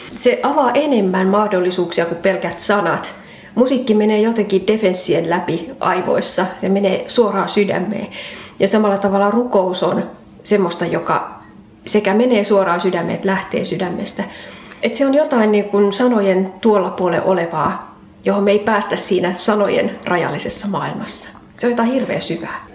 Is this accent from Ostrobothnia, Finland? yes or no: yes; Ostrobothnia, Finland; now in Kirkkonummi, Finland; alun perin pohjalainen